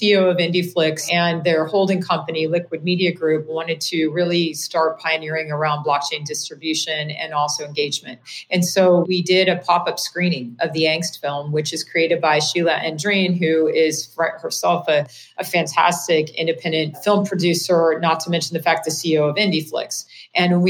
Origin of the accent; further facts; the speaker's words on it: Kansas, United States; moved away as an adult; now in Bay Area, United States; I started an internet service provider in my hometown in Kansas